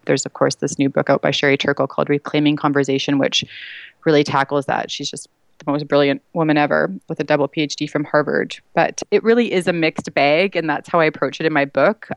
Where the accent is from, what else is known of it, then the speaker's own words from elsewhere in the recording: Vancouver, British Columbia, Canada; now in Toronto, Canada; I'm actually from Vancouver. I now live in Toronto